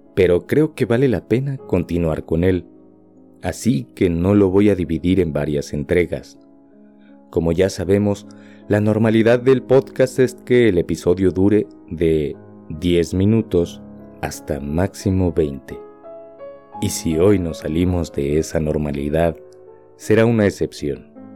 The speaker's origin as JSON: {"language": "Spanish", "country": "Mexico", "said": "Como mexicano"}